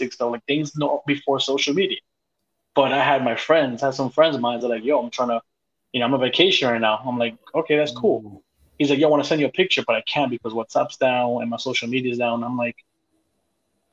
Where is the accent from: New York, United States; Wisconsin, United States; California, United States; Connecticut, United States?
New York, United States; New York City; I grew up in Brooklyn